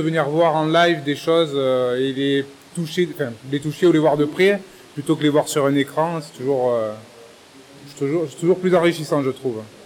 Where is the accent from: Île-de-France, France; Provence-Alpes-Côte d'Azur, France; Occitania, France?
Provence-Alpes-Côte d'Azur, France; Marseille; Je suis né à Marseille